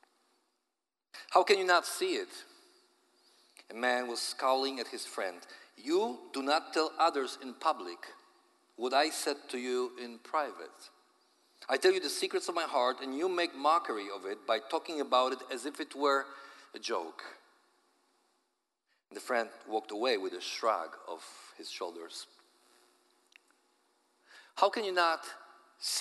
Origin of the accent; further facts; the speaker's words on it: Poland; accent: Polish; my Polish accent